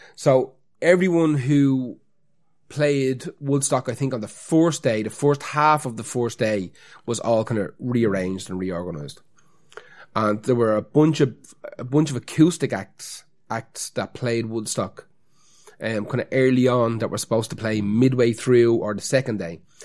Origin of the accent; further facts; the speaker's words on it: Dublin, Leinster, Ireland; we have to pretend not to be from Dublin